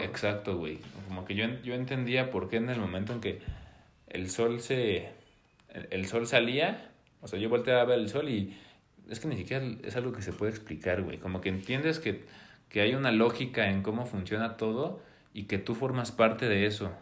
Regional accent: Puebla, Mexico; also born or lived in Mexico City; vivimos en Puebla

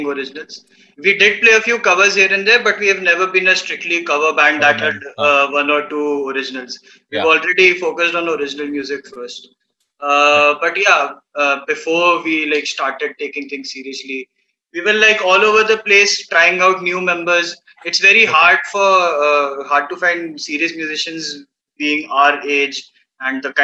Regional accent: Bhopal, Madhya Pradesh, India; also born or lived in Pune / Indore; I am from Bhopal.

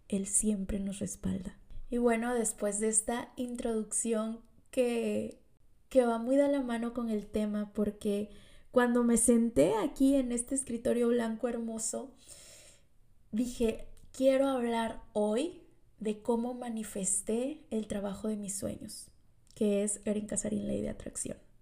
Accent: Tlalixcoyan, Veracruz, Mexico; soy originaria de un municipio de aquí de Veracruz. Soy de Tlalixcoyan, eh, mi hermoso Tlalixcoyan

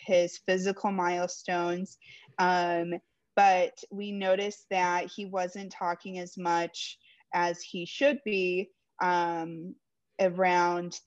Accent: Florida, United States; I'm from Florida, live in Tampa right now

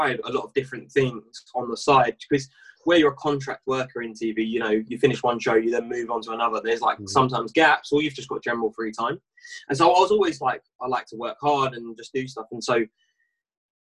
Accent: Essex, East of England, United Kingdom; I'm from Essex, and I live in a place called Chelmsford, which is a small town in Essex

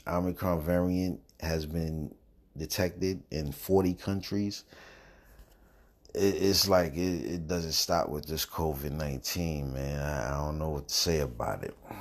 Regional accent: New York City, New York, United States; now in North Carolina, United States; I'm from New York, Brooklyn, New York, but I'm, I'm in North Carolina now

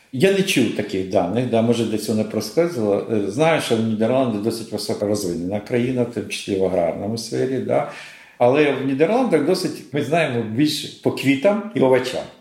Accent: Kharkiv, Kharkiv Oblast, Ukraine; Я сам з Харкова, да, сам і з Харківщини

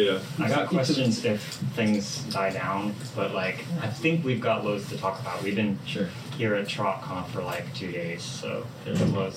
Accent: Hong Kong; Pronouns are he, they. And I grew up in Hong Kong.

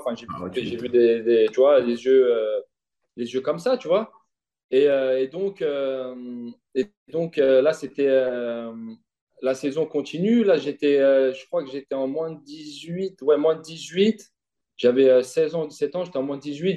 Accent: Vitry-sur-Seine, Île-de-France, France; also born or lived in Longjumeau; une jeunesse heureuse, une jeunesse heureuse à Vitry avec mes potes

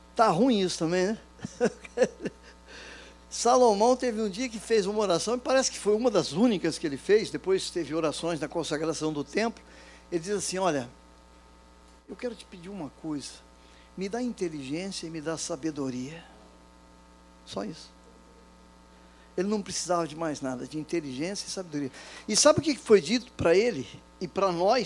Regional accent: São José do Rio Preto, São Paulo, Brazil; also born or lived in Campinas; now in Rio de Janeiro, Brazil; Eu nasci lá em São José do Rio Preto, estado de São Paulo.

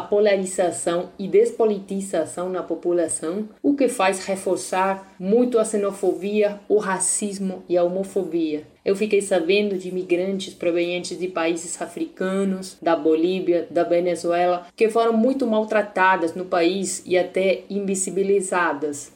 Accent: Argentina; Portuguese is a second language; moved away as an adult; now in Brazil; sou argentina

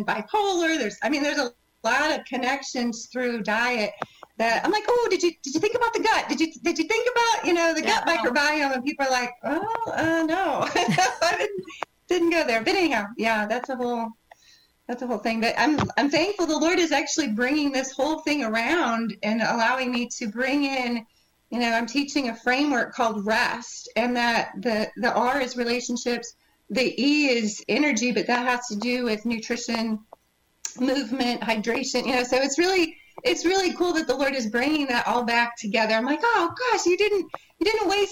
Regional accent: Michigan, United States; moved away as an adult; now in Texas, United States; I am a Midwest girl by birth. I was born in Michigan and moved to Texas after college

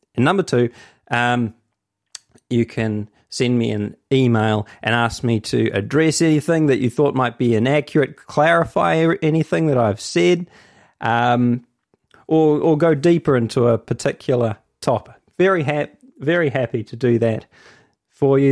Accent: Hamilton, Waikato, New Zealand; I'm from Hamilton.

